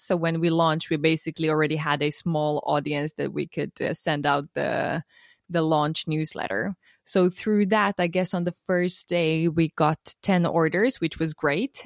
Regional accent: Finland; moved away as an adult; also born or lived in Estonia; I was born and raised in Finland, but my parents are Romanian

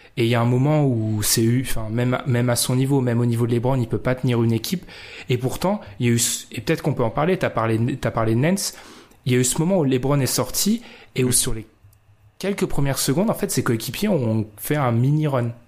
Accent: France; Je suis français

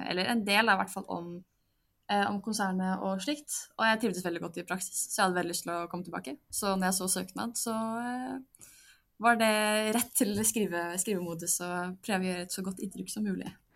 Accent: Drammen, Buskerud, Norway; moved away as an adult; now in Bergen, Norway; jeg er fra Drammen, er 23 år og studerer sivilingeniør i energi ved Universitetet i Bergen

